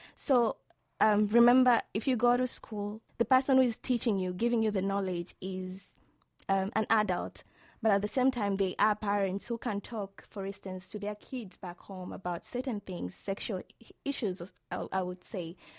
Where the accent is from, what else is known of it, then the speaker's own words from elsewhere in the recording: Tanzania; from the beautiful land of the United Republic of Tanzania.